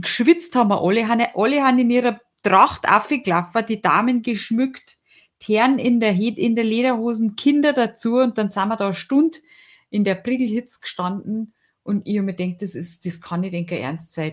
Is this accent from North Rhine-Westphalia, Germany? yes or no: no; Lallinger Winkel, Bavarian Forest, Germany; der Lallinger Winkel, der Brotjackelriegel, das ist das so mein Guy, wo ich herkomme. Ich hab auf der Rüssel das Skifahren gelernt